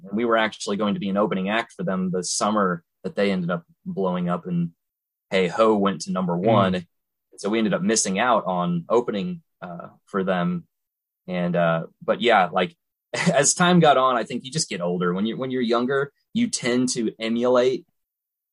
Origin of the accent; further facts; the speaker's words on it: Missouri, United States; we're all from Missouri